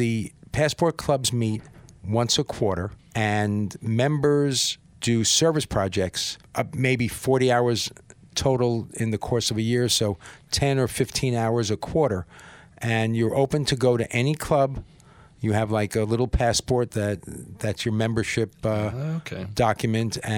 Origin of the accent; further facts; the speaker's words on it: Paramus, New Jersey, United States; I grew up in Paramus, New Jersey